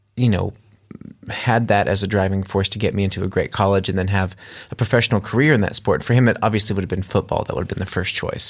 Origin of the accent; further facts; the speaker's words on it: United States; moved away as an adult; now in Germany; I grew up in America